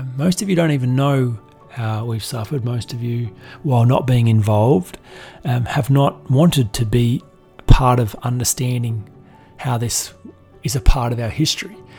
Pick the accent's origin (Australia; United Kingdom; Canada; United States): Australia; being a man, being being white, being wealthy, being Australian